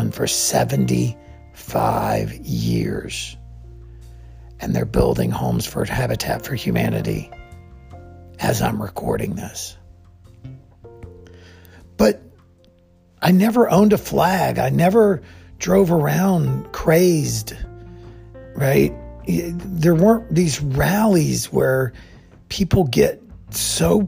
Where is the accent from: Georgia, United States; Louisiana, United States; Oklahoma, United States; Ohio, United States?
Georgia, United States; Plains; I grew up in Plains, Georgia, the home of Jimmy Carter